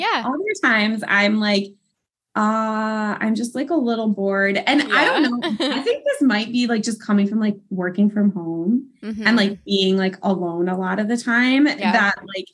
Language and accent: English; Wisconsin, United States; moved away as an adult; now in Pennsylvania, United States; I am originally from Wisconsin. That is my home base.